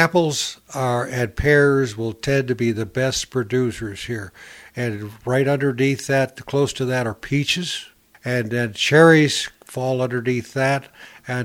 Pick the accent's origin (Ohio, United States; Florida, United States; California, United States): Ohio, United States; Northern; moved away; I was raised in Northern Ohio.